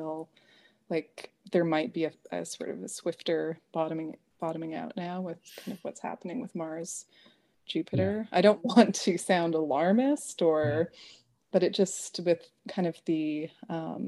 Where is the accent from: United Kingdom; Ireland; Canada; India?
Canada; also born or lived in Nelson, British Columbia; I'm a Canadian